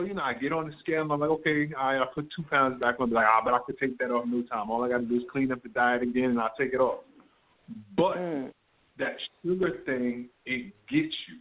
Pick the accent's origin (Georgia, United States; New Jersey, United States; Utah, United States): New Jersey, United States; I grew up in New Jersey